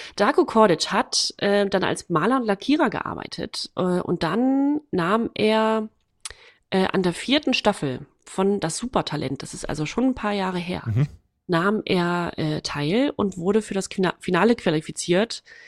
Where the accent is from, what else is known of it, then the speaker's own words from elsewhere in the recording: Waren, Mecklenburg-Vorpommern, Germany; moved away; meiner Heimatstadt. Äh, und da war gleichzeitig, das ist Waren-Müritz